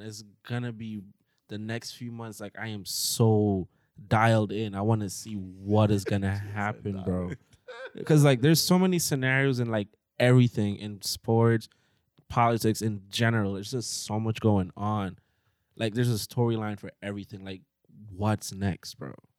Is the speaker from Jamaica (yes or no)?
yes; Jamaica; moved away; I had to have a dictionary in my book bag growing up in Jamaica